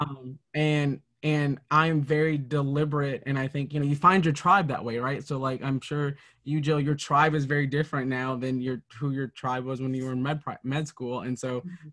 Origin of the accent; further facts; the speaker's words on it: Minnesota, United States; growing up in Minnesota